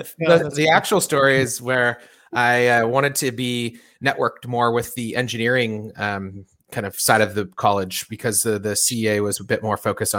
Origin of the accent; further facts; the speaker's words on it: Sebastopol, California, United States; also born or lived in Santa Rosa / Chico; now in San Francisco, United States; I grew up in Northern California, a town called Sebastopol, so not too far from Chico. Yeah, actually, I was born in Santa Rosa